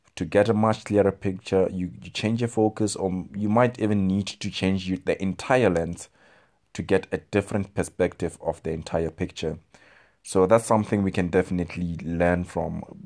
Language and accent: English; South Africa; I speak as a South African